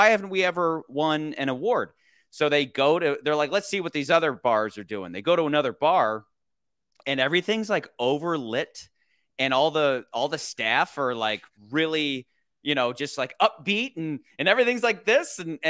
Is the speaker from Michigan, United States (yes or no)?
yes; Michigan, United States; Oh, like family friends from growing up in Michigan.